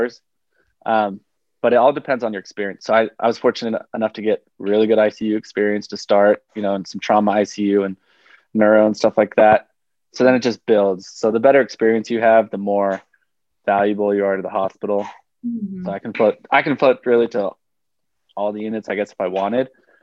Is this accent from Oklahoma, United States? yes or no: yes; Oklahoma, United States; I'm from Oklahoma, so I was singing a lot of country.